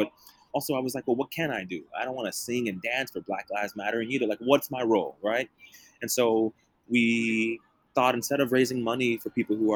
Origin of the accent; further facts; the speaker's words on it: Dallas, Texas, United States; moved away; also born or lived in San Antonio, Texas; I'm from Dallas, Texas. I spent a lot of time in San Antonio, Texas